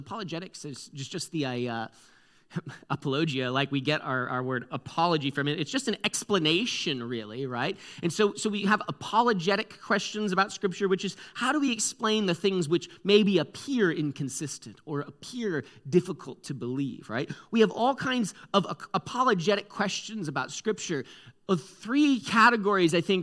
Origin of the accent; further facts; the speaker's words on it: Connecticut, United States; I'm from the East Coast, guys. You should have known. I'm from Connecticut.